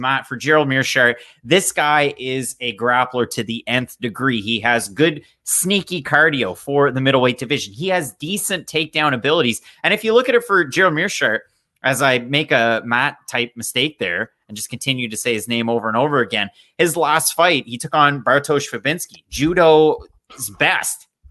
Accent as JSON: {"language": "English", "country": "Canada", "said": "I'm Canadian"}